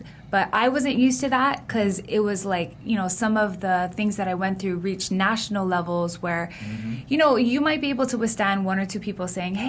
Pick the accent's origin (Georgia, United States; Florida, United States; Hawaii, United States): Hawaii, United States; Honolulu; I was born in Kuku, raised in Hawaii Kai, went to Kamehameha schools.